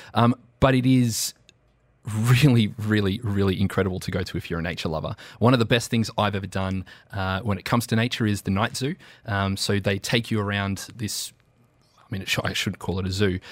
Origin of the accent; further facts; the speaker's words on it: Australia; now in United Arab Emirates; as an Australian